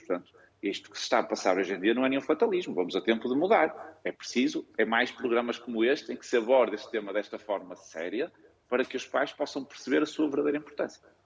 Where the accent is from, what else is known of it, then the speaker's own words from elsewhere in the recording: Viana do Castelo, Norte, Portugal; moved away as an adult; also born or lived in Porto; Eu sou de Viana do Castelo, entrei numa faculdade no Porto